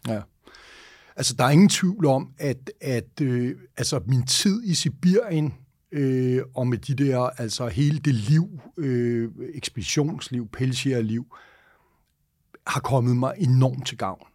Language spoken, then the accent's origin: Danish; Denmark; Og det første, jeg tænker sådan rigtig dårligt som dansker